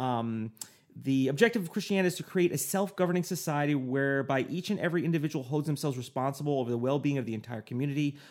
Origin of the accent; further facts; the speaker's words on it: United States; Me as an American, I'd be like, I'm an American